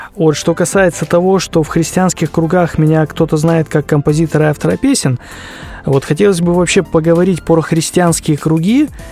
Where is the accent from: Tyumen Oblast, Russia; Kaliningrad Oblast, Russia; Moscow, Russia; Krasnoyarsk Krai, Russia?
Krasnoyarsk Krai, Russia; Я родился в России, в Красноярском крае, в небольшом поселке. Сейчас проживаю в городе Красноярске